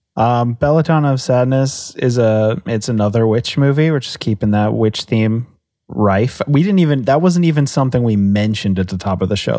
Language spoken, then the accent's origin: English; United States; as an American